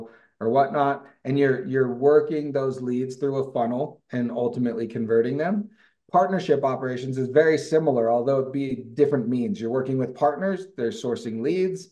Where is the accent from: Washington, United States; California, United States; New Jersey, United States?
California, United States; Livermore; moved away as an adult; now in Utah, United States; I grew up in Livermore, California in the East Bay